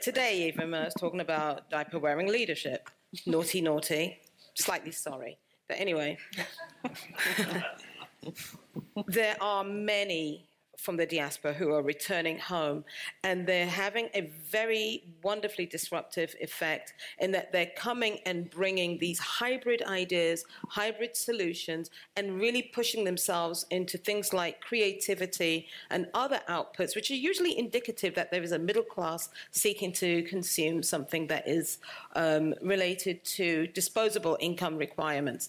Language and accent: English; London, United Kingdom; moved away; also born or lived in United States / Cameroon; I was born in London, lived in the United States with my husband. My parents are Cameroonian. I spent 4 years there during my childhood